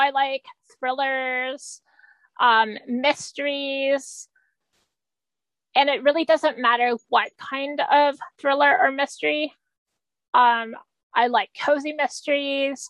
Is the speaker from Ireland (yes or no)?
no; Canada; I'm Canadian. I'm like the token Canadian in the group